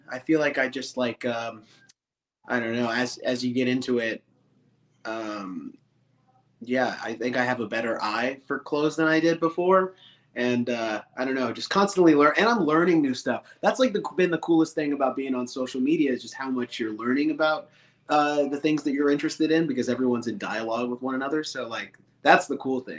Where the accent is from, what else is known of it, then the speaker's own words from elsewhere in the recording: Vancouver, Washington, United States; I'm from Vancouver, Washington. So just north of Portland, Oregon.